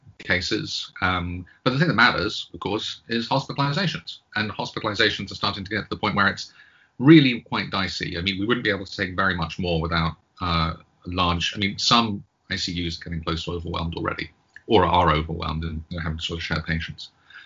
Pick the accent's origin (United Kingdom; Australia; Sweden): United Kingdom; now in United States; I am British, but the way that I had that weird D there rather than British indicates the 10 years that I've spent living in the United States.